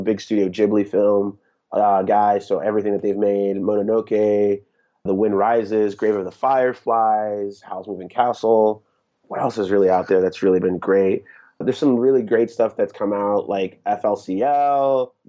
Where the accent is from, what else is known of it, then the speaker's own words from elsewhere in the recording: France; So growing up in Europe in the 80s, France was importing almost all of its entertainment from Japan. So I grew up on tons of Japanese television dubbed into French.